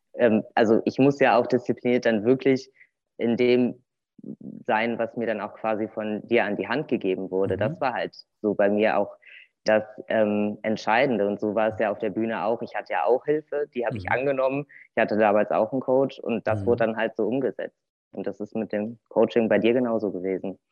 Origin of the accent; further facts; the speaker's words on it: Cologne, North Rhine-Westphalia, Germany; moved away as an adult; now in Bad Arolsen, Germany; Ich komme ursprünglich aus Köln, aus der Kölner Region